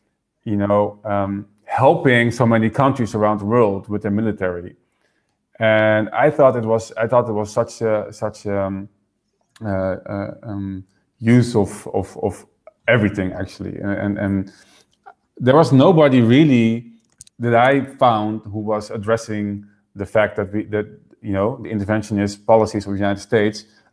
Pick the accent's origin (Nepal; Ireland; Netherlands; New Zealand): Netherlands; also born or lived in Houston, Texas; I was born in the Netherlands, and then we moved to Houston, Texas, and I lived there a few years until my parents got divorced and I moved back to the Netherlands with my mom.